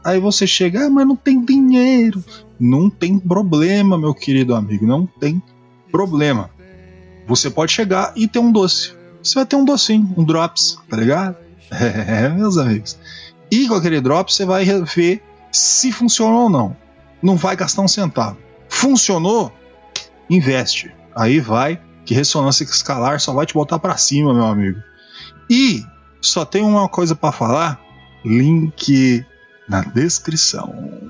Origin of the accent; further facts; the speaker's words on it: Santa Catarina, Brazil; eu sou de Santa Catarina, fui trabalhar